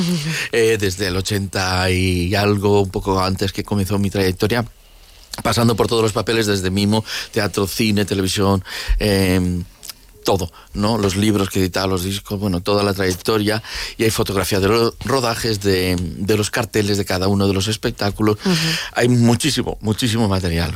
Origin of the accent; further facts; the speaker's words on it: Valencian Community, Spain; soy valenciano, que estoy en Valencia y que en Valencia también somos artistas